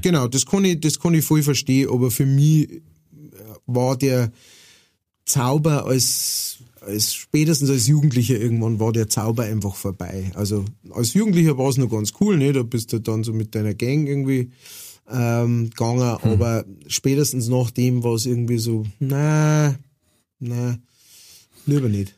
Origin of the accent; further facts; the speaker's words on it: Straubing, Bavaria, Germany; moved away; also born or lived in Upper Palatinate; ich bin ja äh, aufgewachsen in der Nähe von Straubing